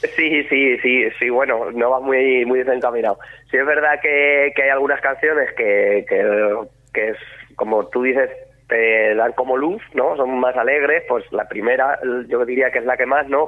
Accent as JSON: {"language": "Spanish", "town": "La Roda", "region": "Castilla-La Mancha", "country": "Spain", "said": "somos de La Roda"}